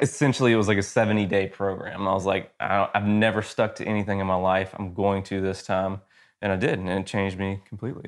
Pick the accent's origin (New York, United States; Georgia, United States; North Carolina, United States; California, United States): Georgia, United States; moved away as an adult; also born or lived in Athens, Georgia; now in Texas, United States; I am from Georgia originally, Georgia boy, lived there my whole life until two years ago